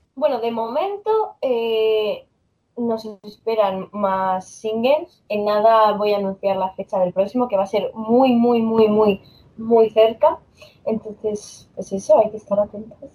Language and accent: Spanish; Asturias, Spain; yo soy de aquí de Asturias